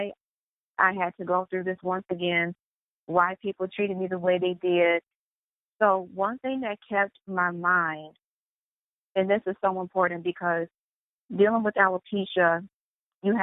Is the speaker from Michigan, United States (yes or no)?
yes; Michigan, United States; I went to Western Michigan University. And that is an hour and a half away from my hometown